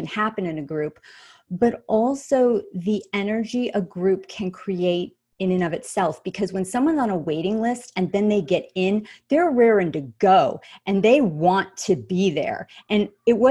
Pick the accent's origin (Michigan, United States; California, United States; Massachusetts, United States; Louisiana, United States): California, United States; Los Angeles; my hometown, happens to be Los Angeles